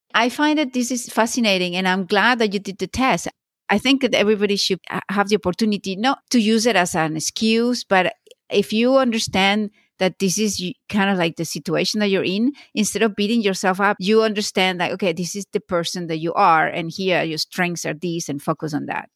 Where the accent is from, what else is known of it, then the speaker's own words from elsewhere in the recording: Venezuela; moved away as an adult; I grew up in Venezuela, and when I finished high school, I went straight to study law